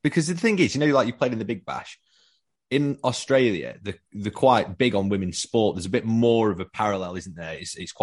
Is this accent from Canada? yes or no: no; Sheffield, Yorkshire and the Humber, United Kingdom; we're both from Sheffield, so we're Yorkshiremen